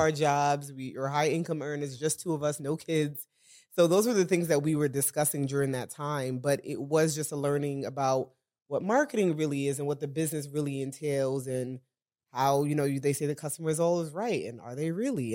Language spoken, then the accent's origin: English; New York City, New York, United States; We're a couple, we're from Brooklyn, New York